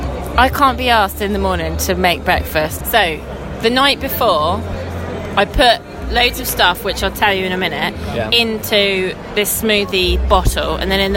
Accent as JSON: {"language": "English", "area": "New Forest", "region": "South East England", "country": "United Kingdom", "tie": "born or raised there", "also_born_or_lived": "London", "said": "I'm age 22, and I'm female, and I was born in London, and then I lived in the New Forest"}